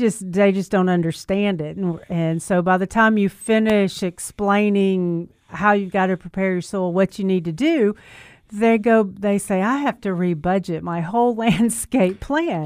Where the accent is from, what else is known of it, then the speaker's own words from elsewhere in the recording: Memphis, Tennessee, United States; I was raised right here in Memphis